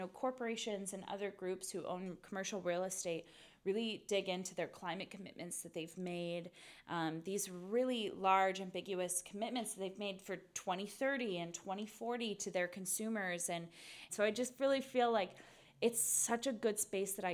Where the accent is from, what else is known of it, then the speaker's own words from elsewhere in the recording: Pacific Northwest, United States; I'm originally from the Pacific Northwest